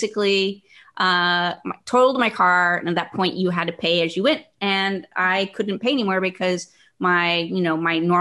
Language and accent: English; Northern California, United States; I got a job when I was in high school because I don't get reactions to poison oak because I'm from Northern California.